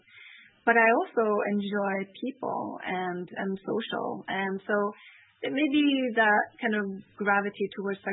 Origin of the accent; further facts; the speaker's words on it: Norway; moved away; also born or lived in Canada; I would come to Norway, which is my home country, for summer vacation